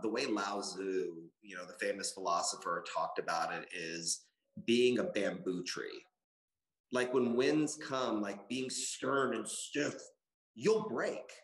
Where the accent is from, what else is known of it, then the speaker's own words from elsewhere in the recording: Austin, Texas, United States; I was a poor kid growing up in Chevy Chase apartments here in Austin